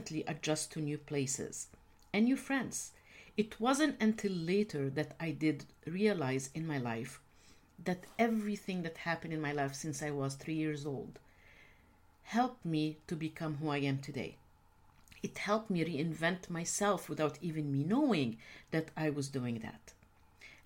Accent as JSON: {"language": "English", "country": "Egypt", "tie": "born or raised there", "said": "I grew up in a culture when women's rights are not the norm. I'm originally from the Middle East, actually from Egypt"}